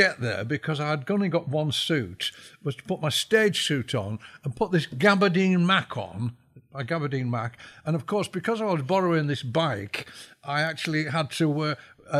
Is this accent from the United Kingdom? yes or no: yes; St Helens, North West England, United Kingdom; moved away as an adult; also born or lived in Doncaster; my hometown of St. Helens